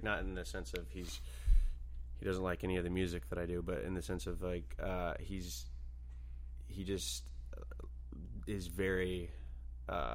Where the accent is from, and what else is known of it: Nashville, Tennessee, United States; born or raised there; moved away